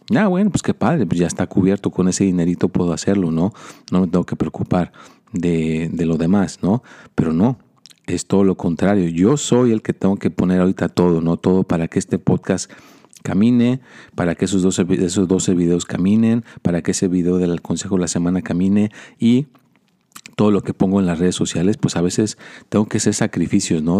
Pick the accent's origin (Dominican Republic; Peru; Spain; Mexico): Mexico; now in United States; yo soy mexicano